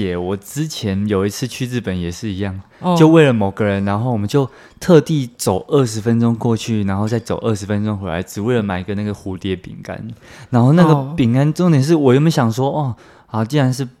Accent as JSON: {"language": "Chinese", "country": "Taiwan", "said": "身为台湾人最爱去的国家嘛"}